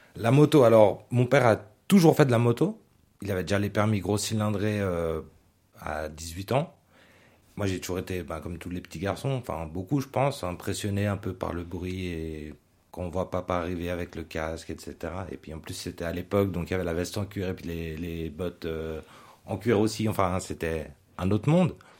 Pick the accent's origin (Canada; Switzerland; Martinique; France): Switzerland; Geneva; moved away as an adult; now in Vaud, Switzerland; J'ai grandi au Lignon à Genève, mais aussi à Honnay, à Carouge, au Petit Lancy, enfin, dans tout le canton